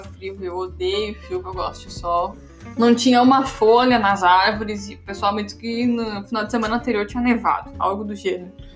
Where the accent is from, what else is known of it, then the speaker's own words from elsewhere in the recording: Brazil; moved away; eu sou do Brasil